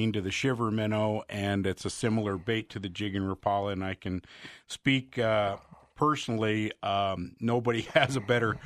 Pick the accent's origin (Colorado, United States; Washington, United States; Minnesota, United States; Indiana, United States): Colorado, United States; Littleton; I was raised in Littleton